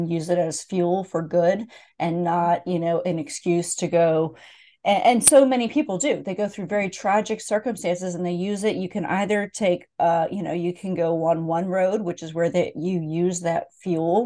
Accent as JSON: {"language": "English", "region": "Pennsylvania", "country": "United States", "tie": "born or raised there", "moved": "yes", "said": "I grew up in Pennsylvania as well"}